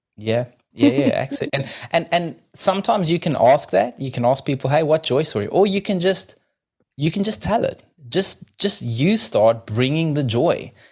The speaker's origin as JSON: {"language": "English", "country": "South Africa", "moved": "yes", "lives_now": "New Zealand"}